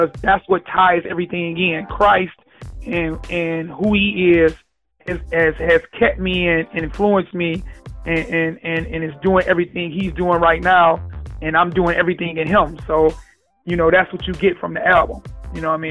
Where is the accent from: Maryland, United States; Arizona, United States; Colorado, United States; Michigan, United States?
Michigan, United States; Detroit; I'm from Detroit